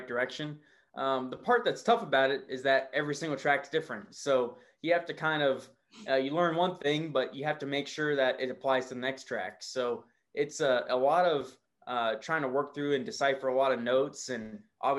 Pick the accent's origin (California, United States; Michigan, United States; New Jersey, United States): California, United States; Southern; I'm from Southern California